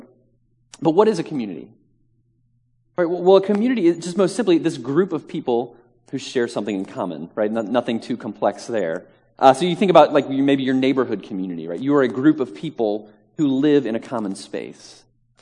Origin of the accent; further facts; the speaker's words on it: Virginia, United States; now in Manhattan, United States; I am originally from Virginia and very proud and happy Virginian as well